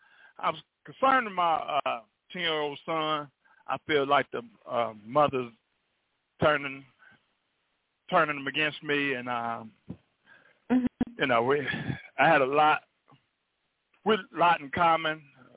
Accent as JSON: {"language": "English", "town": "Chicago", "region": "Illinois", "country": "United States", "moved": "yes", "lives_now": "Athens, United States", "said": "From Chicago"}